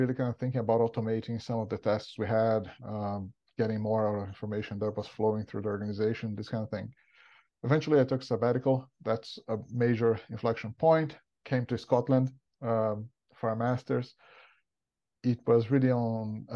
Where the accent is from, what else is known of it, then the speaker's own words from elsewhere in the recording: Brazil; moved away as an adult; as you probably listeners can tell from my accent, I'm not from around here. I'm originally from Brazil.